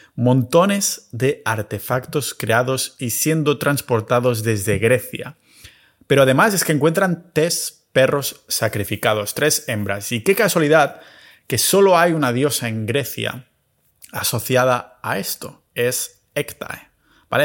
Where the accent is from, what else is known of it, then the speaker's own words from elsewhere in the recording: Catalonia, Spain; mi tierra natal, en Cataluña